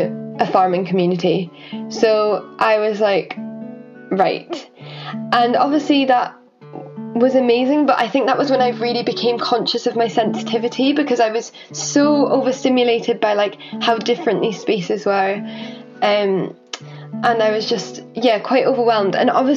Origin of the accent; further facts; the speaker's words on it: Orkney, Scotland, United Kingdom; also born or lived in Halifax / North Yorkshire; I was born in Halifax, and then I moved to North Yorkshire, like outside of Whitby, and lived there for a while. And then Mum and Dad one day just plunged it on me and my sister that we were moving to Orkney